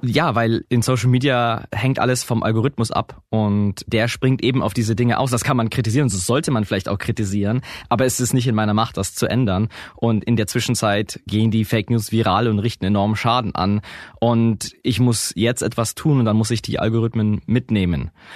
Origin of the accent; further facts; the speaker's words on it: Augsburg, Bavaria, Germany; ich komme aus Augsburg